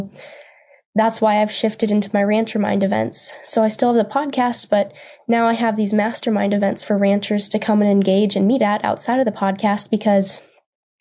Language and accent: English; Steele, North Dakota, United States; moved away as an adult; also born or lived in Nebraska; I am from Steele, North Dakota, and I grew up on my family's ranch